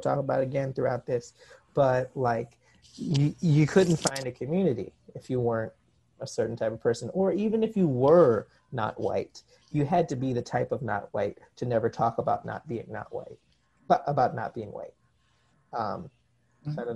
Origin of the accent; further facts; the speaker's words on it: New York, United States; also born or lived in South Korea; I was from New York